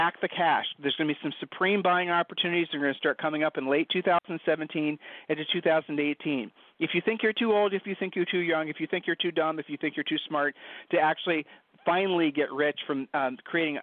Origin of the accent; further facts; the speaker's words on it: Ohio, United States; We're from Ohio